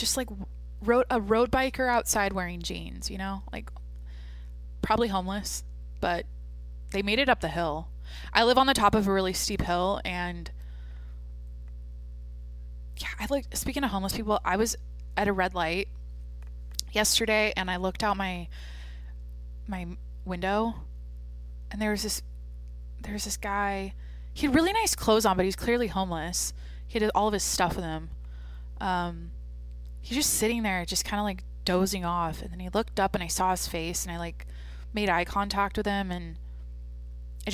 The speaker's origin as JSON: {"language": "English", "region": "Washington", "country": "United States", "tie": "born or raised there", "moved": "yes", "said": "back in Washington, in my hometown"}